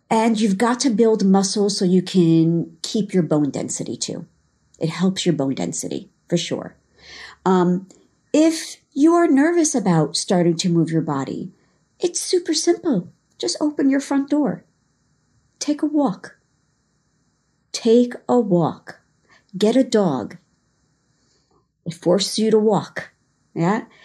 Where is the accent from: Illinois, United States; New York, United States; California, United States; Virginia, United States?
New York, United States; Long Island; also born or lived in Israel; I grew up in New York, uh, Long Island, um, for my childhood, um, and then New York City as I got into adulthood.